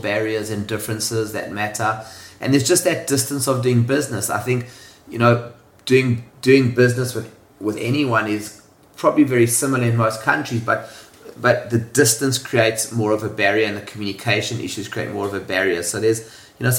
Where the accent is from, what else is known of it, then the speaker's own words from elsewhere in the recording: South Africa; moved away as an adult; now in Hong Kong; So I was born in South Africa. If you can't tell from the accent, it's a bit of a giveaway. I left South Africa at the age of 25.